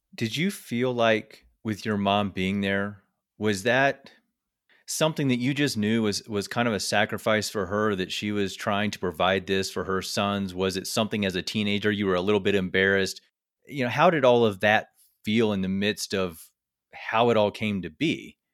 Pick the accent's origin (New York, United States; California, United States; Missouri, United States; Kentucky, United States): Missouri, United States; I'm actually from Missouri